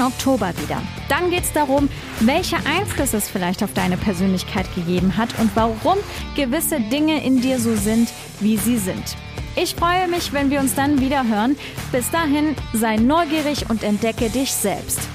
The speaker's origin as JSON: {"language": "German", "town": "Trier", "region": "Rhineland-Palatinate", "country": "Germany", "tie": "born or raised there", "said": "habe meine Heimatstadt Trier so geliebt"}